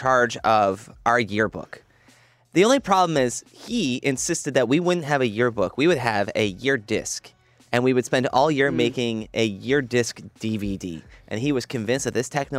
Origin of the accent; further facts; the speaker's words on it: Brampton, Ontario, Canada; when I was growing up in Brampton. And I went to Heart Lake Secondary School